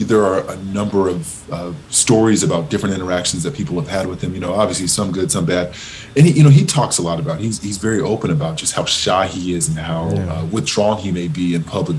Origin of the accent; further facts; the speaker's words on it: Southern California, United States; I grew up in Southern California really enamored with the Lakers